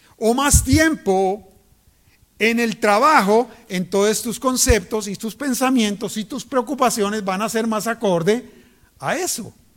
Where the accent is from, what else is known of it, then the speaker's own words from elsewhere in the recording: Cali, Valle del Cauca, Colombia; moved away; en Colombia, en Cali, yo soy de Cali